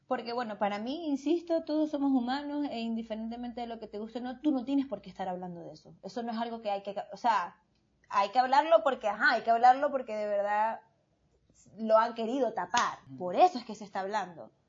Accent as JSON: {"language": "Spanish", "country": "Venezuela", "said": "yo soy de la comunidad y soy venezolana y no me importa."}